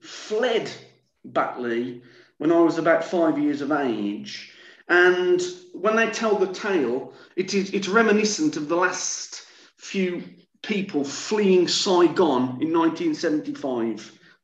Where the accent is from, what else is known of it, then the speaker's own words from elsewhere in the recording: France; English is a second language; from France